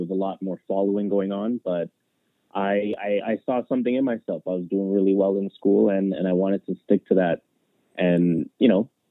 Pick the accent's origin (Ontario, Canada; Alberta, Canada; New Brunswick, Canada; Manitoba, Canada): Ontario, Canada; Toronto; yeah, I'm from Rexdale, which is a quote unquote hood in Toronto. Yeah, I'm from Rexdale, but I live in the houses.